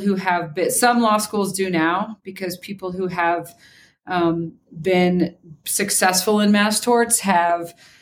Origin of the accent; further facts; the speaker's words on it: Kansas, United States; I grew up in Kansas